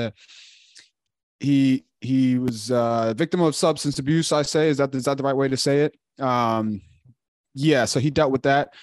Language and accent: English; Chicago, Illinois, United States; moved away as an adult; also born or lived in Woodstock, Illinois / Louisiana / Texas; now in Charlotte, United States; I'm from Chicago, Illinois, born and raised